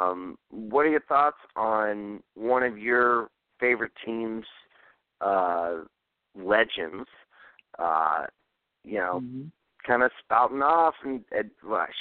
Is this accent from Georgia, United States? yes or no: yes; Georgia, United States; I'm from Georgia